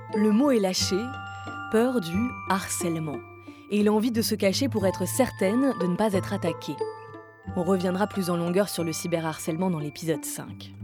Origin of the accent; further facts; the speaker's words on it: France; chez nous, en France